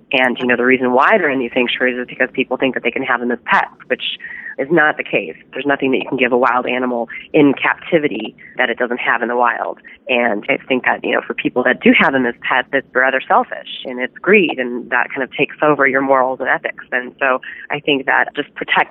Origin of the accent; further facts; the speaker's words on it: Chicago, Illinois, United States; growing up in Chicago